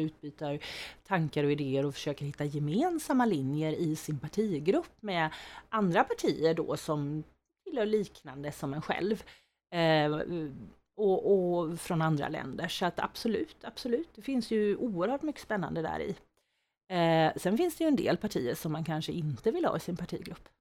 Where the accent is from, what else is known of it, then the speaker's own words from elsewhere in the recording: Skene, Västra Götaland, Sweden; moved away as an adult; now in Växjö, Sweden; Jag kommer från Skene från början